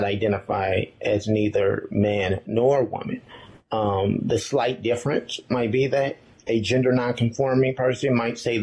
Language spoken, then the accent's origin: English; Chicago, Illinois, United States; moved away as an adult; of Chicago in a very religious home where I did not see individuals who reflected this identity